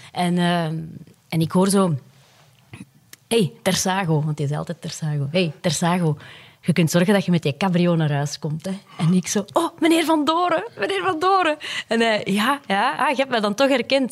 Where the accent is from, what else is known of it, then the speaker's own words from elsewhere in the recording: Puurs, Flanders, Belgium; mijn roots liggen ook echt in Puurs